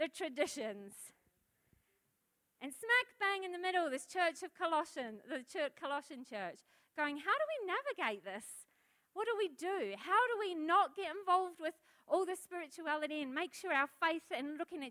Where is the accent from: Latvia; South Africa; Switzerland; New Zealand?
New Zealand; now in Australia; I'm a foreigner, I'm a Kiwi